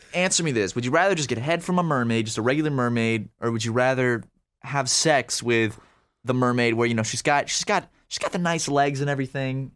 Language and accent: English; Charleston, South Carolina, United States; I am from Charleston